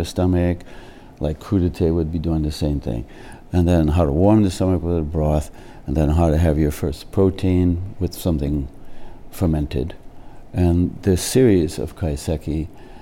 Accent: United States; also born or lived in Jamestown, Rhode Island; I grew up in the States.

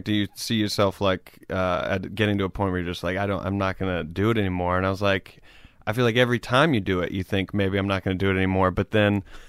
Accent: Greenville, South Carolina, United States; moved away; Greenville, South Carolina.

